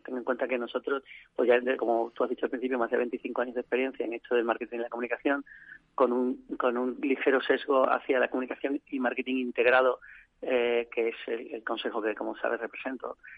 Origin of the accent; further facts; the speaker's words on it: Seville, Andalusia, Spain; also born or lived in Madrid; now in Seville, Spain; yo soy de Sevilla, pero llevaba 16 años dando vueltas por ahí por el mundo y no, y no en mi tierra